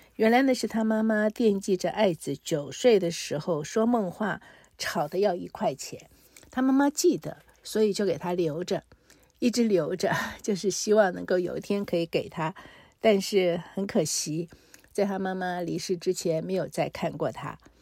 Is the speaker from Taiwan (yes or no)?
yes; Taiwan; 我虽然在台湾出生，可是父母都是从大陆来台